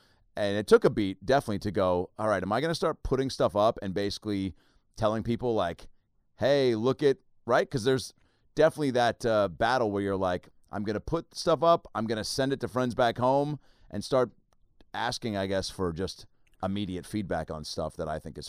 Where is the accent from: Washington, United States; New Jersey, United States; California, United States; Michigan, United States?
Washington, United States; Seattle; see that I'm from Seattle. Maybe know that I don't have a team